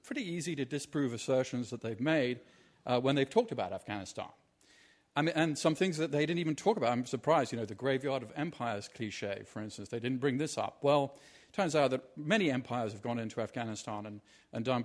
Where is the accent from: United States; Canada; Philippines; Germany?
United States; Washington, District of Columbia; my hometown of Washington, D.C.